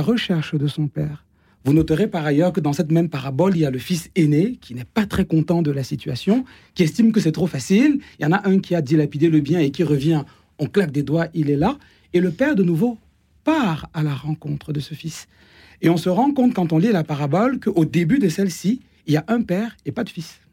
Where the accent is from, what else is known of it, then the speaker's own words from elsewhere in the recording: Cameroon; now in France; dans ma culture, par exemple, je suis né au Cameroun